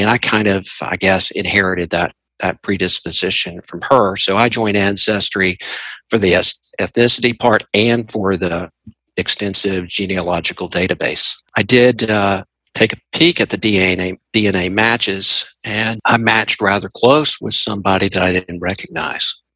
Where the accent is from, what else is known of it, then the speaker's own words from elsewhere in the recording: Tennessee, United States; I am 59 years old and I am from Tennessee